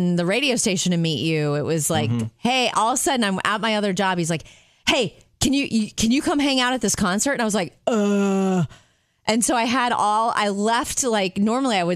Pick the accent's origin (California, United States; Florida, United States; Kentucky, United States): Florida, United States; Jupiter; moved away; I grew up in Jupiter